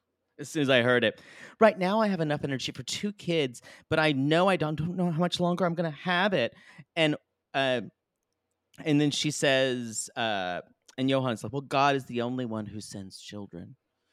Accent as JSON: {"language": "English", "region": "New York", "country": "United States", "said": "I'm a New Yorker, too, and I'm not used to cows."}